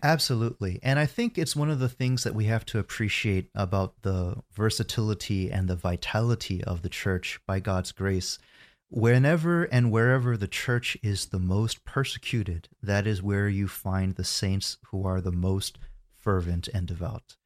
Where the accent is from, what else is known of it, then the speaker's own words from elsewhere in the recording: United States; I was born in the States, and I spent my first thirty years growing up in America